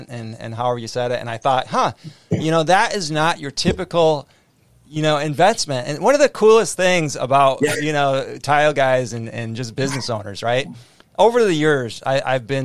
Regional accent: North Dakota, United States; I grew up in North Dakota

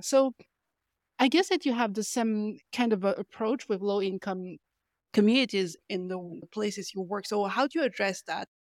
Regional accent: France; also born or lived in Paris; I'm from France

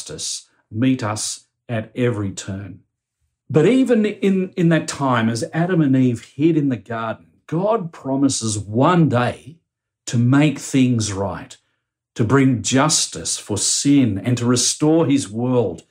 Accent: Australia; as Australian Christians

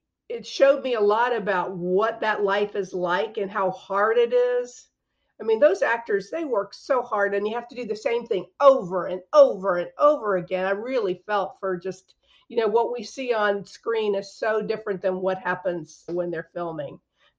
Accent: Sumter, South Carolina, United States; now in Columbia, United States; The most interesting thing about where I'm from, I'm originally from Sumter, South Carolina, which is, I live in Columbia, South Carolina now. Probably the most interesting thing about Sumter is just that there's a big military base there, a big Air Force base.

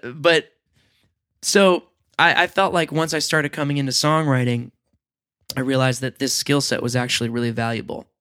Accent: Long Island, New York, United States; I grew up on Long Island

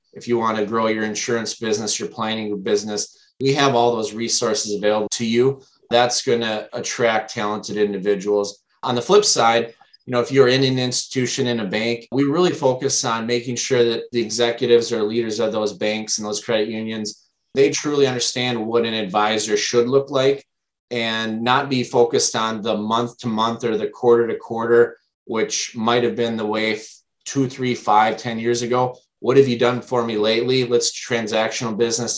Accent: Minnesota, United States; also born or lived in Wisconsin; I am from the Midwest, born and raised in Minnesota

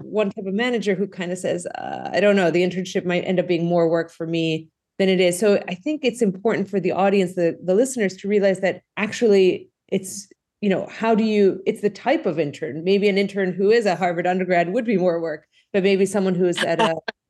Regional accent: Greece; moved away as an adult; now in United States; the folks who know me knew I grew up in Greece. So, you know, I came to the U.S. for college and I went to school in Greece.

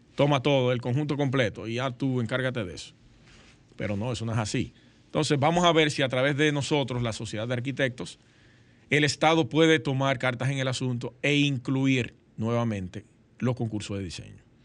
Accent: Sosúa, Puerto Plata, Dominican Republic; Sosúa, yo soy de Sosúa, mi pueblo natal

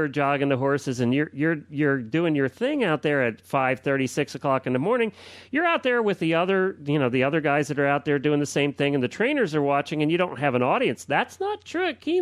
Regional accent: Lexington, Kentucky, United States; here in my hometown

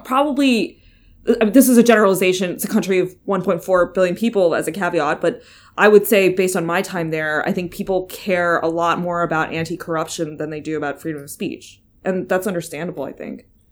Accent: United States; moved away; I'm American

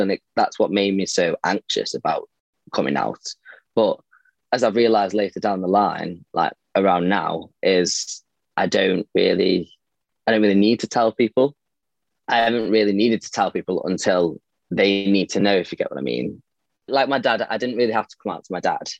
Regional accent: Stoke-on-Trent, West Midlands, United Kingdom; I'm from Stoke. I'm 22

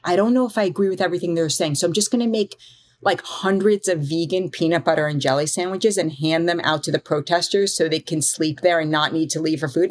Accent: New York City, New York, United States; So I grew up in Manhattan. I grew up on the Upper East Side of Manhattan

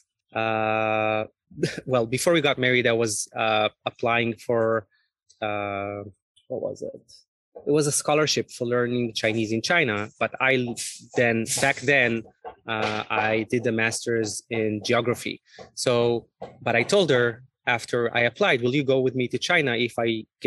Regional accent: Israel; also born or lived in Beijing; I'm originally from Israel

